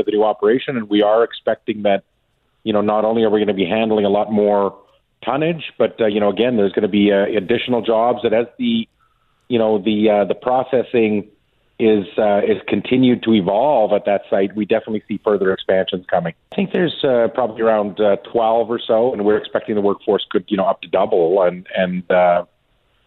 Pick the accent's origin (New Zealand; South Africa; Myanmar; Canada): Canada; Davidson, Saskatchewan; my hometown of Davidson